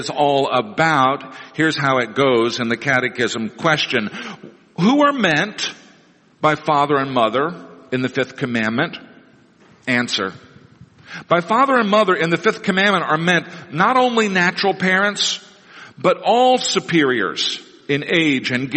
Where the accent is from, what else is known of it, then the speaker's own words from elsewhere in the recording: Neosho, Missouri, United States; when I was a kid growing up in Neosho, Missouri